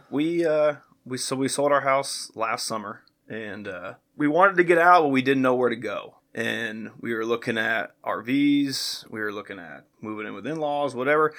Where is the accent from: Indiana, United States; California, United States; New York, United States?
Indiana, United States; Greenwood; now in Franklin, United States; I grew up just south of here in Greenwood, went to Greenwood High School, went to Ball State University